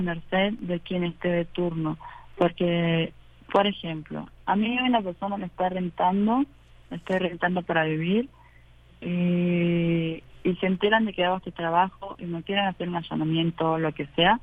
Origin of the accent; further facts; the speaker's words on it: Argentina; now in Mexico; argentinas, que es donde vengo